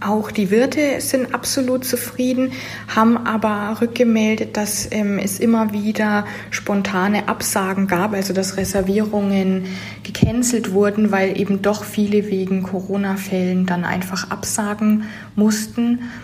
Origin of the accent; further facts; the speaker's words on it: Nuremberg, Bavaria, Germany; moved away; Ich komme ursprünglich aus Nürnberg